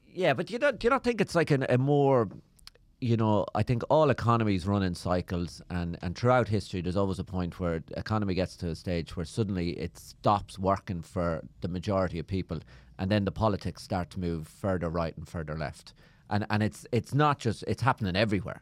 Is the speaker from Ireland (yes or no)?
yes; Ireland; I'm from Ireland.